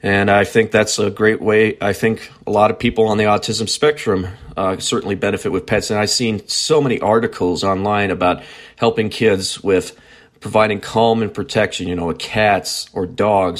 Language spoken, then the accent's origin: English; near Prinsburg, near Willmar, Minnesota, United States; growing up on a farm near Princeburg, near Wilmer, Minnesota.